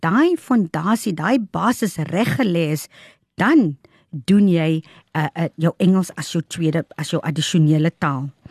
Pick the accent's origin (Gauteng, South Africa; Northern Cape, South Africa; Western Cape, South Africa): Northern Cape, South Africa; ek is van die Noord-Kaap